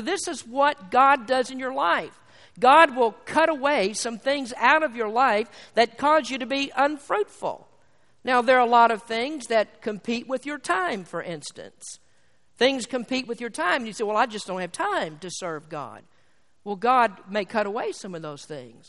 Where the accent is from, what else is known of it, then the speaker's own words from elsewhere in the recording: Kentucky, United States; I'm from Kentucky